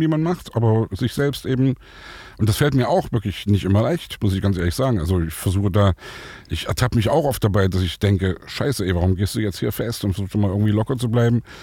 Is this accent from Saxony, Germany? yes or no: yes; Saxony, Germany; ich komme aus Sachsen